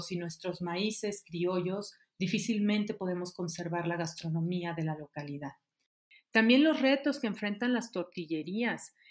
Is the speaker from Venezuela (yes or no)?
no; Mexico; como pueblo, como sociedad y como mexicanos